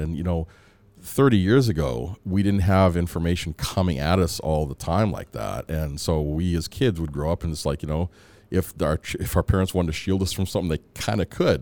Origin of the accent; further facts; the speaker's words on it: Edmonton, Alberta, Canada; also born or lived in Antigua / Calgary / Michigan / Chicago; I came here when I was about three or four, and so I grew up in Edmonton